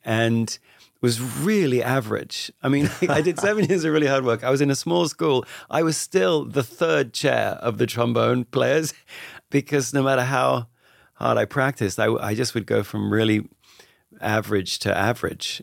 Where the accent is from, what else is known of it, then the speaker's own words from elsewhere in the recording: Radlett, East of England, United Kingdom; I grew up just outside London, a little town called Radlett, which is about twenty minutes outside London.